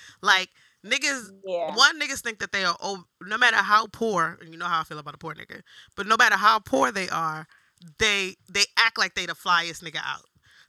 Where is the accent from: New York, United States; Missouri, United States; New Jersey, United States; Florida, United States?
New York, United States; New York City; moved away as an adult; also born or lived in Harlem, New York; now in San Francisco Bay Area, United States; I'm very much a Bronx chick, so New York is still always going to be it for me, but I can see the inklings of outside because I live in the Bay now